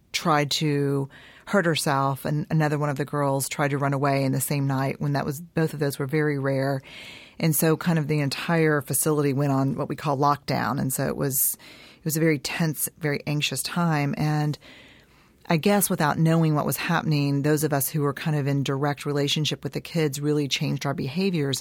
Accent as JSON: {"language": "English", "town": "Houston", "region": "Texas", "country": "United States", "tie": "born or raised there", "also_born_or_lived": "San Antonio", "said": "I was born in San Antonio and, um, raised in Houston"}